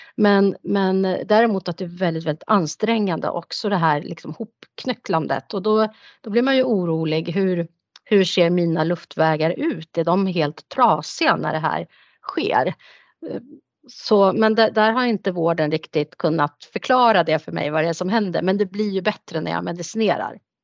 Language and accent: Swedish; Nyköping, Södermanland, Sweden; moved away as an adult; also born or lived in Stockholm; jag är född och uppvuxen här i Nyköping men bodde många år i Stockholm